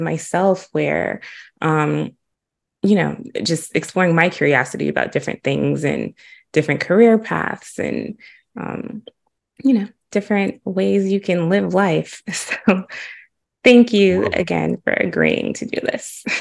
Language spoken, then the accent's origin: English; Huntsville, Alabama, United States; also born or lived in Chicago; growing up in Huntsville and being in the Oakwood community